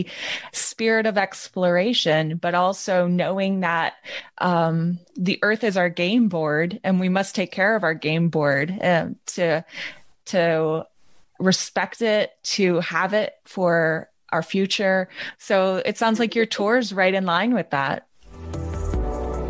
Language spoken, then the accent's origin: English; United States; I'm from the States